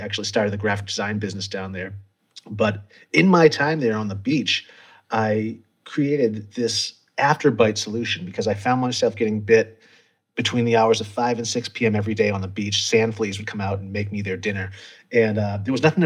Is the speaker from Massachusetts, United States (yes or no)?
yes; Massachusetts, United States; moved away as an adult; also born or lived in Montezuma, Costa Rica; I originally was born and raised in Massachusetts